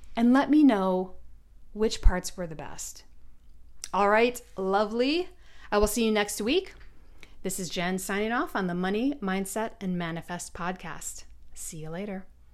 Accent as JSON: {"language": "English", "town": "Detroit", "region": "Michigan", "country": "United States", "tie": "born or raised there", "said": "growing up in Detroit, my childhood was uneventful"}